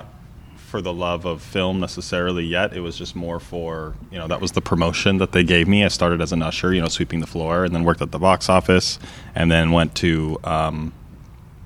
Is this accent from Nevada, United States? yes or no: yes; Las Vegas, Nevada, United States; also born or lived in San Diego / Portland; From San Diego, but I've been in Vegas, you know, since most of my life